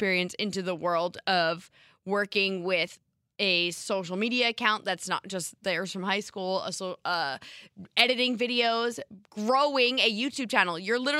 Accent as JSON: {"language": "English", "region": "New York", "country": "United States", "said": "However, I'm from Westchester and go to school in Binghamton, so I'd only be available once the semester ends in May."}